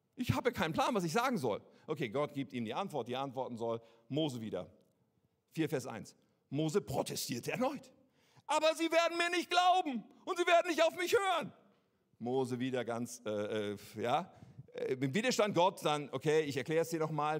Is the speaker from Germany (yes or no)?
yes; Germany; wir sind doch Deutsche